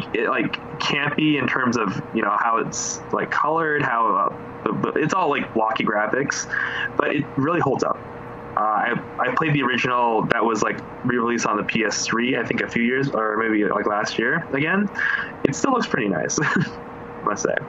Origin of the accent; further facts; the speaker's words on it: Philippines; I'm Filipino